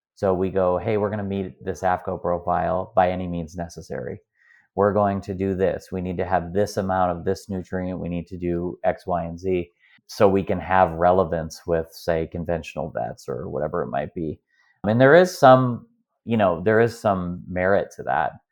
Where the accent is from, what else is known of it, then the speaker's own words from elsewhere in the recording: Midwest, United States; I'm from the Midwest here in America